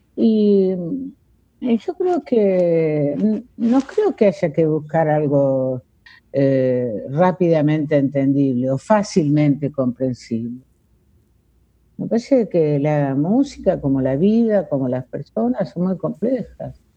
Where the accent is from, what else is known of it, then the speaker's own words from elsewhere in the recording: Villaguay, Entre Ríos, Argentina; also born or lived in Rosario, Santa Fe; now in Buenos Aires, Argentina; yo nací en Villaguay, en Entre Ríos, pero viví muchísimos años en, en Rosario